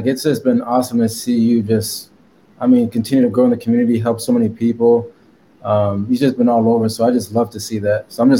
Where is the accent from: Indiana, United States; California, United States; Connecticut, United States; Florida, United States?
Connecticut, United States; Stamford; now in Dallas, United States; But I'm originally from Stamford, Connecticut, East Coast, New York City area. But I'm actually Haitian, but born in the States.